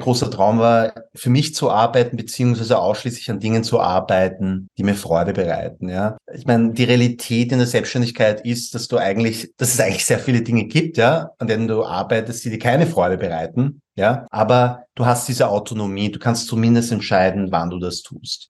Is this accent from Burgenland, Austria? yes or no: no; Vienna, Austria; accent: Viennese dialect; ich bin in Wien geboren und aufgewachsen